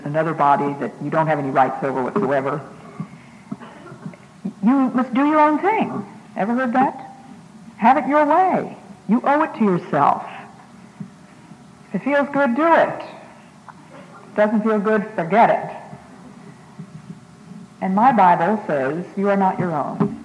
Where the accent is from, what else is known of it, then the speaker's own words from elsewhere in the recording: Massachusetts, United States; also born or lived in Ecuador; I'm from Massachusetts